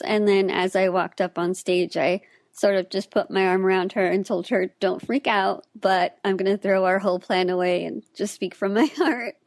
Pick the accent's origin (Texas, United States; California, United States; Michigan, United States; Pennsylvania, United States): Texas, United States; Austin; I was born and raised in Austin, Texas